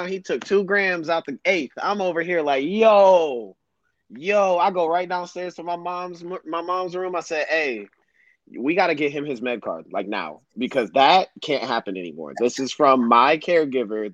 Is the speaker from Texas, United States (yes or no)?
no; Royal Oak, Michigan, United States; I was a 17-year-old kid, you know, growing up in Royal Oak